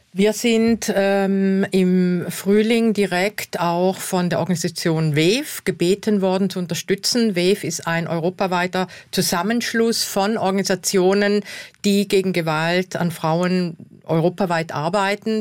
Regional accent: South Tyrol, Trentino-Alto Adige, Italy

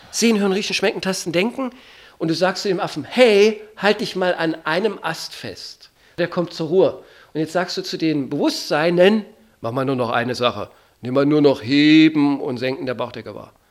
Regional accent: East Germany, Germany; Ich komme aus der DDR, war materialistisch eingestellt, jenseits des Materiellen gab es da nichts für mich

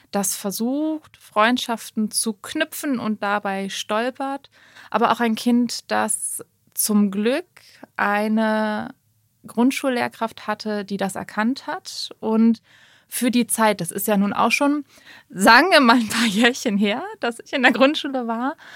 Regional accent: Lower Saxony, Germany; also born or lived in Schleswig-Holstein; Also wir sind nach der vierten Klasse aus der Nähe von Lübeck nach Niedersachsen gezogen.

